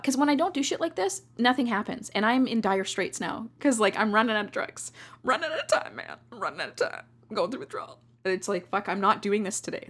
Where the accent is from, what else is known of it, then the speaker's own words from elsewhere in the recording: Canada; I love being a Canadian